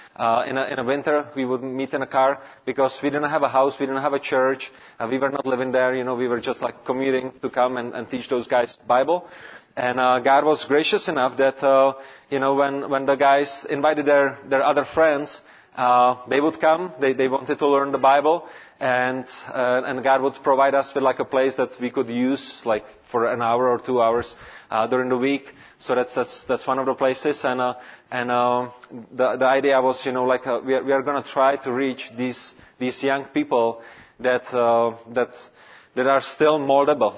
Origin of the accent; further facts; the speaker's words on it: Prague, Czechia; English is a second language; also born or lived in Brno area, Czech Republic; I was born and raised in Prague, which is the capital.